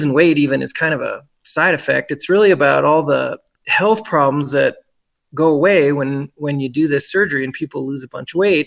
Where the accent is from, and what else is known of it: Brookfield, Wisconsin, United States; born or raised there; moved away as an adult; also born or lived in Memphis, Tennessee / Birmingham; now in Reno, United States